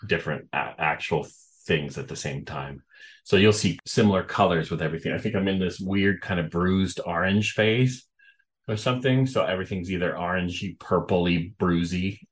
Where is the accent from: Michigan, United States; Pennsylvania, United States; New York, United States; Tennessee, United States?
New York, United States; Oceanside; moved away as an adult; also born or lived in Florida / Massachusetts / West Coast; now in Northern California, United States; I was born in Oceanside on Long Island. Then I moved down to Florida for a bit. And then we moved back to New York on to Long Island, lived there, went to school in New York City at FIT